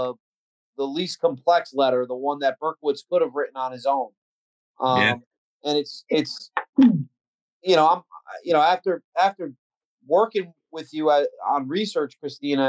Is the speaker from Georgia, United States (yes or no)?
no; New York City, New York, United States; I grew up in New York City